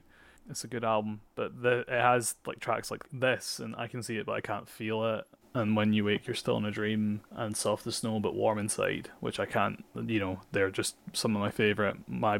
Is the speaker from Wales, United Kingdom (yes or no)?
no; Edinburgh, Scotland, United Kingdom; I grew up in Edinburgh, but I'm from Portobello, which is the outskirts. So it doesn't actually feel like Edinburgh.